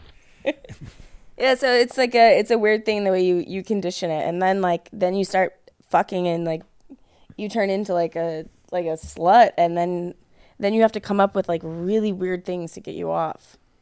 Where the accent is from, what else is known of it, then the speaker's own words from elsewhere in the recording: thirty miles outside of Chicago, Illinois, United States; moved away as an adult; also born or lived in Aurora, Illinois; I grew up thirty miles outside of Chicago. So I grew up in cornfields. I grew up in a town of five thousand